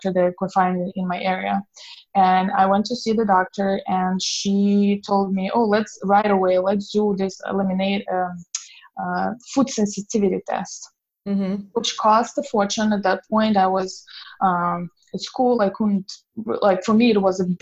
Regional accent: Belarus; moved away as an adult; I grew up in Belarus

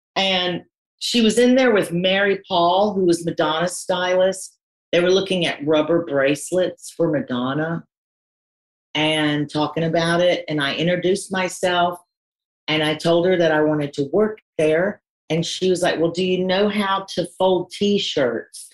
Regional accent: North Carolina, United States; moved away as an adult; also born or lived in London; I am from North Carolina, and I was kind of the black sheep of my family

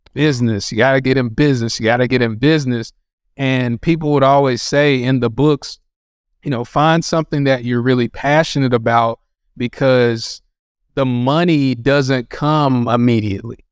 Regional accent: North Carolina, United States; I grew up in North Carolina

